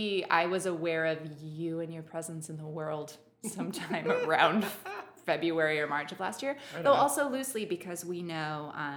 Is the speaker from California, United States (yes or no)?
yes; Los Gatos, California, United States; moved away as an adult; also born or lived in Seattle, Washington / Oregon / Portland; now in San Diego, United States; I'm from the Bay Area, San Jose, Los Gatos, technically, California. Okay. But my parents, I was born up in the Pacific Northwest in Seattle, and my parents love it up there. And so I grew up, they moved down so we could be near grandparents